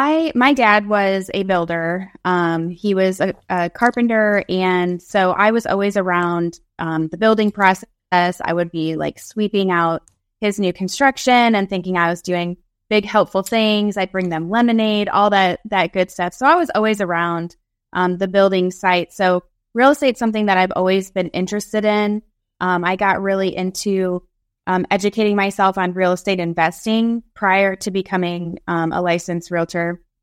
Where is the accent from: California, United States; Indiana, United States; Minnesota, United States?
Indiana, United States; My husband did a few job switches, hardship tour to stay at Fort Campbell because we're originally from Indiana.